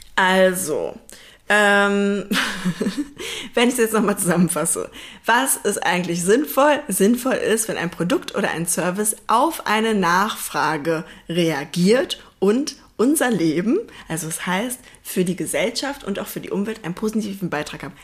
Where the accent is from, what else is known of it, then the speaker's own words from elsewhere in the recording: near Duisburg, North Rhine-Westphalia, Germany; ich komme aus, aus der Nähe von Duisburg